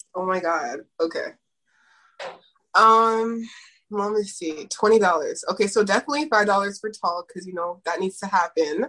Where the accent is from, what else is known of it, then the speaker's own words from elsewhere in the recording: Toronto, Ontario, Canada; I'm actually from Toronto